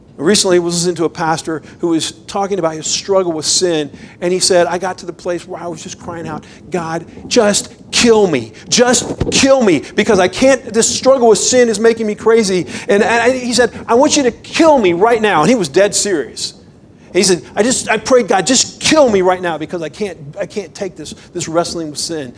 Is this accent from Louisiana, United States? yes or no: no; Florida, United States; moved away as an adult; now in Idaho, United States; I grew up in Florida and um, we've been in Idaho for 10 years